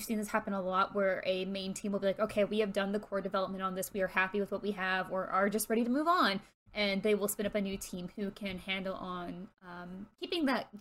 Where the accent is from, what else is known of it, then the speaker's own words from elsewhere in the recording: North Texas, United States; moved away as an adult; now in California, United States; Having grown up in Texas